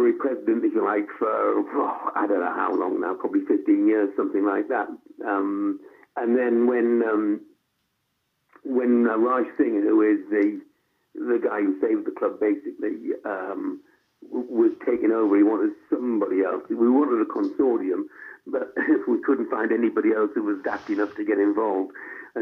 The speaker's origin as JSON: {"language": "English", "town": "Hartlepool", "region": "North East England", "country": "United Kingdom", "tie": "born or raised there", "said": "It's like my hometown. I started to go there when I was, as I say, six or seven"}